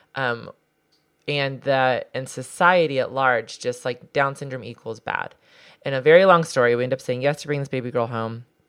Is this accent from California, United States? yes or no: yes; Southern California, United States; I grew up in Southern California